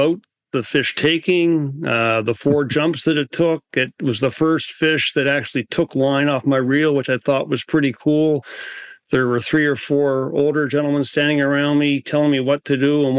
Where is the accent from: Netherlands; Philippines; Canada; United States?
Canada; New Brunswick; I grew up in New Brunswick